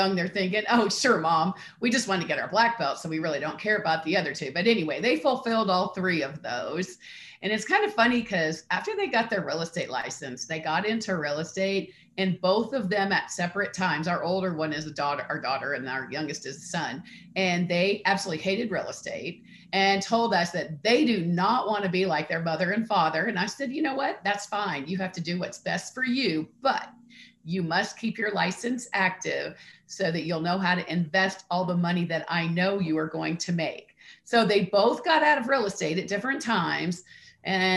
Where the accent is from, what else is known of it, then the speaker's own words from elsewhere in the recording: Columbus, Ohio, United States; I grew up in Columbus, Ohio.